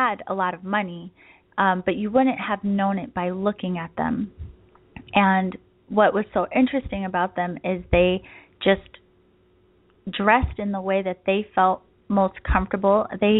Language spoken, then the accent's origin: English; East Coast, United States; now in San Diego, United States; I am from the East Coast, but now I live in San Diego